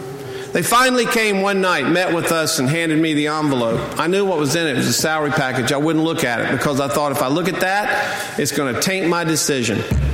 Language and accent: English; North Carolina, United States; born or raised there; also born or lived in Charleston, South Carolina; now in Charlotte, United States